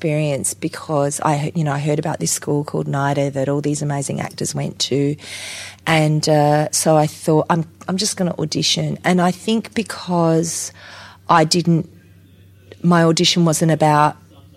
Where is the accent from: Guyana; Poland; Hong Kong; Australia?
Australia; Adelaide, South Australia; also born or lived in Whyalla / Port Pirie; I grew up in Adelaide during the Don Dunstan years when drama was taught at primary schools, when we moved to Adelaide